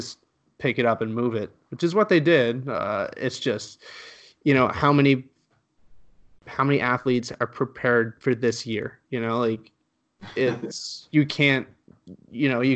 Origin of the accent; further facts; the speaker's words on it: Canada; also born or lived in Halifax, Nova Scotia; I was born in Canada. My parents moved to Canada from Spain